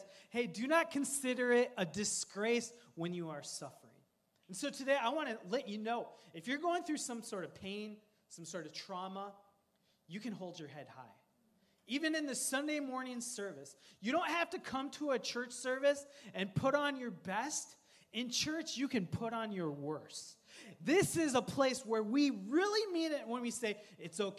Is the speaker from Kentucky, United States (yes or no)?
no; Coon Rapids, Minnesota, United States; I grew up in Coon Rapids, Minnesota